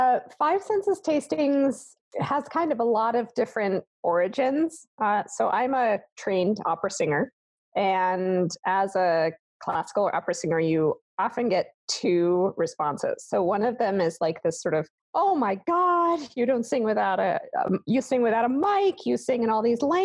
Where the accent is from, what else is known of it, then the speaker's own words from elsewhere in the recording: Germany; So I grew up in Germany, so I grew up under gray skies, wearing a lot of clothing with no not very interesting spices in the food that we could get, and in a classical household.